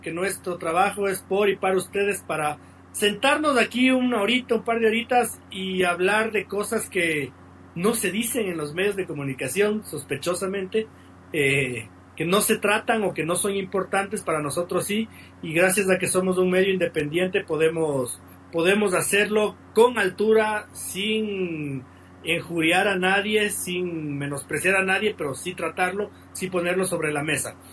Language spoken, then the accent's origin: Spanish; Ecuador; No soy menos ecuatoriano, soy igual de ecuatoriano